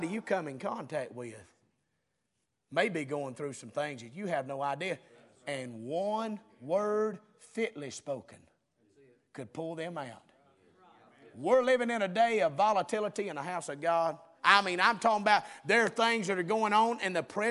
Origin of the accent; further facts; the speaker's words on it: the South, United States; we're from the South down here